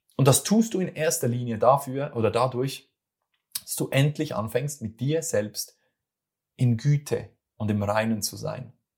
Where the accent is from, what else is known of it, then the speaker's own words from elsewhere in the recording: Switzerland; accent: Swiss German; das ist wieder mein schweizerdeutscher